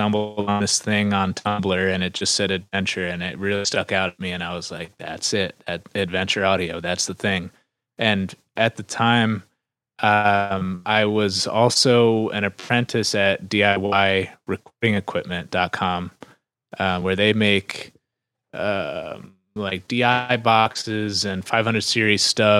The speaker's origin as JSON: {"language": "English", "region": "New Jersey", "country": "United States", "tie": "born or raised there", "also_born_or_lived": "Philadelphia", "moved": "as an adult", "said": "I grew up in New Jersey"}